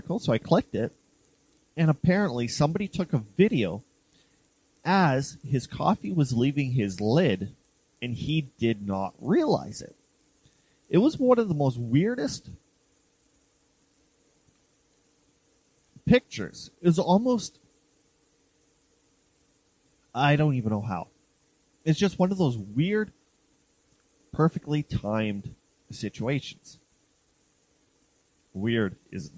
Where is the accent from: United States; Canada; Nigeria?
Canada; I'm Canadian, I can't speak Italian